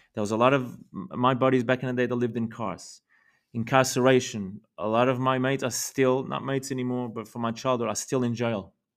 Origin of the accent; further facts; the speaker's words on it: Lisbon, Portugal; I was born in Portugal in nineteen eighty in Lisbon